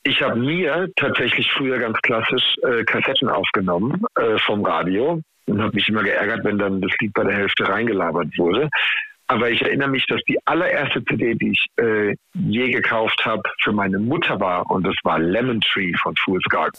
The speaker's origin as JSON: {"language": "German", "town": "Heidelberg", "region": "Baden-Württemberg", "country": "Germany", "tie": "born or raised there", "said": "ich natürlich als Heidelberger äh, Baujahr 85 mit den Söhnen aufgewachsen bin. Ne? Also hier im Rhein-Neckar-Delta"}